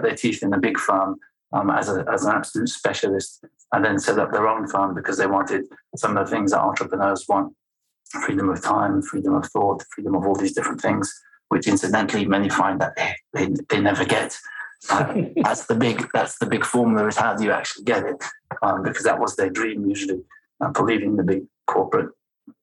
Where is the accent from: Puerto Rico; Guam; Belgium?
Belgium; first language French; English is a second language; moved away; also born or lived in United States; I'm Anglo-Swedish, raised in Belgium. So my first language is French.